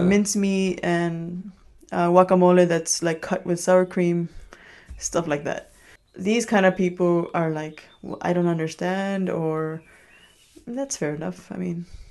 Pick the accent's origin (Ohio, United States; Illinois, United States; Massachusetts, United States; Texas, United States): Illinois, United States; Chicago; first language Spanish; English is a second language; moved away as an adult; also born or lived in New York; now in Copenhagen, Denmark; I grew up in Chicago.